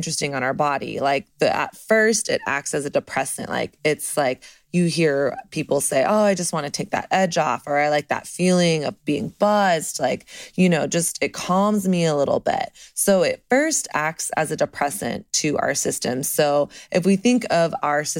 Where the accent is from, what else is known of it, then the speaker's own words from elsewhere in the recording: the South, United States; now in Brooklyn, United States; I'm from the South.